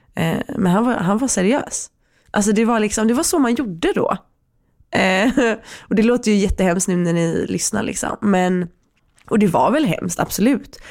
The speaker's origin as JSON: {"language": "Swedish", "country": "Sweden", "tie": "born or raised there", "said": "vi är födda i Sverige. Mm. Vi är väldigt försvenskade."}